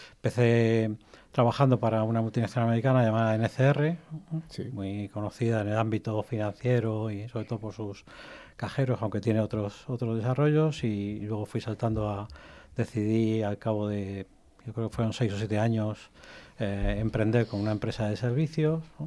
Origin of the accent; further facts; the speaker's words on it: Spain; also born or lived in Egypt / Albacete; en realidad soy nacido en Egipto. Ah, llevo toda mi vida viviendo en, España, vine con menos de un año